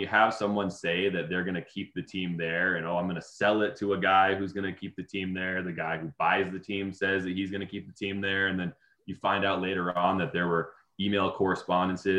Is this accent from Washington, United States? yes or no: yes; Seattle, Washington, United States; I grew up in the Seattle area